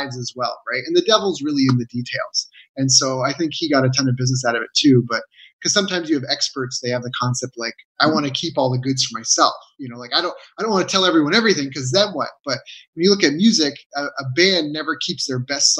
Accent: Canada; moved away as an adult; I was very isolated in Canada, in my hometown, you know, a small town

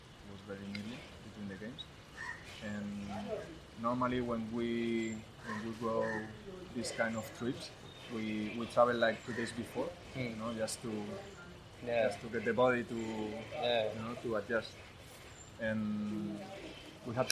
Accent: Barcelona, Catalonia, Spain; English is a second language; moved away as an adult; now in Bengaluru, India; I was from Barcelona also

